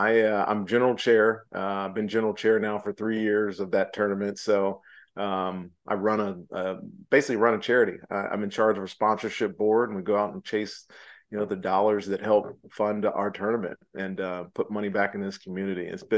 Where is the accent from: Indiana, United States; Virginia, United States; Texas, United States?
Virginia, United States; parts of Virginia that grew up watching me play. That I'll be speaking to them as well, I'll be real excited to represent where I'm from.